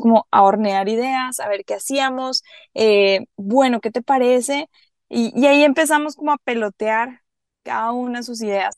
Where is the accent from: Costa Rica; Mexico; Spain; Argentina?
Costa Rica; Caribbean coast of Costa Rica, Limón; ¿dónde nacimos? En la costa del Caribe, somos de Costa Rica